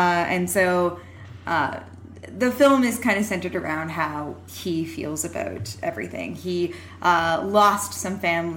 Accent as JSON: {"language": "English", "country": "Canada", "said": "I'm Canadian"}